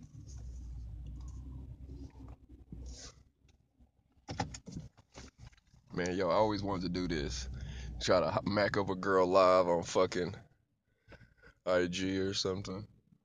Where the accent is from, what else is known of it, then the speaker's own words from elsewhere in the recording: Houston, Texas, United States; I'm from Houston